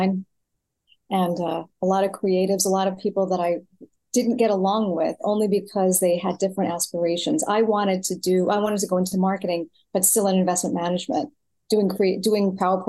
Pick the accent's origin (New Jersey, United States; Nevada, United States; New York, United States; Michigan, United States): New York, United States; New York City; moved away as an adult; also born or lived in Florida / California / Texas; I was born in New York City, born and raised